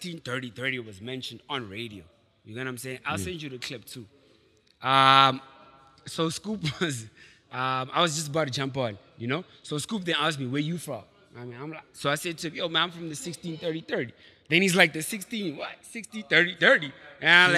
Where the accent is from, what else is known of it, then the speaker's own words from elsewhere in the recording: Tembisa, Gauteng, South Africa; I was from Etembisa.